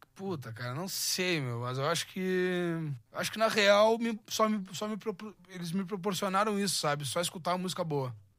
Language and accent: Portuguese; Pelotas, Rio Grande do Sul, Brazil; also born or lived in Pedro Osório; now in São Paulo, Brazil; Eu nasci em Pedro Osório, mas eu fui criado mesmo em Pelotas